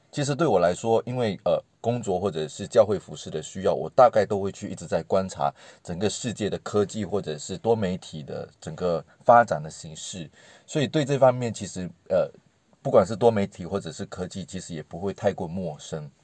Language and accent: Chinese; Malaysia; 听我口音可能大概就会听得出来，我不太是，呃，台湾人。然后我是，跟大家说我是马来西亚人。然后，呃，我自己呢，其实是，呃，大众传播毕业的